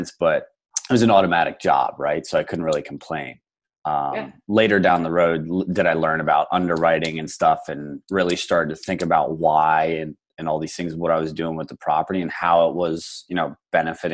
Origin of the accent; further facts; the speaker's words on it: Lancaster County, Pennsylvania, United States; now in Phoenix, United States; I'm originally from Pennsylvania, Lancaster County, which is considered essentially farmland